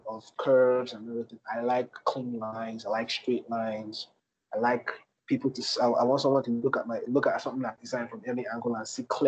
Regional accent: Lagos, Nigeria; I grew up in Apapa, Lagos, and Apapa has always been a hustling and bustling place

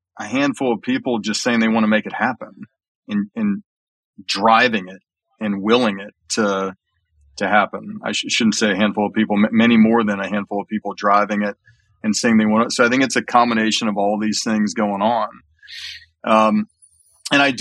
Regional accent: Alabama, United States; I grew up in Alabama

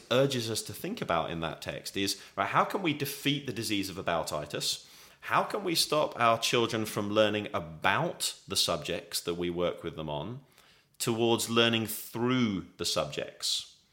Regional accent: England, United Kingdom; as an Englishman

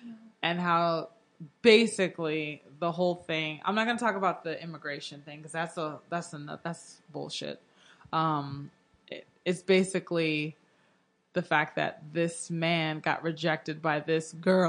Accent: Houston, Texas, United States; And I grew up in Houston getting made fun of all the time.

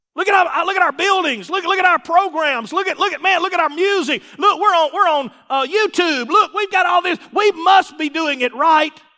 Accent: Mississippi, United States; I'm, I'm from Mississippi

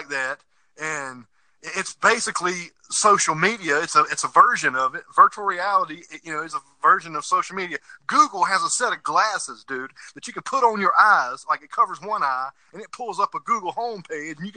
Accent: South Carolina, United States; moved away as an adult; My hometown, where I come from in South Carolina

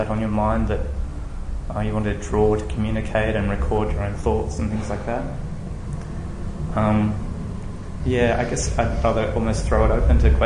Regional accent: Tasmania, Australia; now in Melbourne, Australia; I grew up in Tasmania

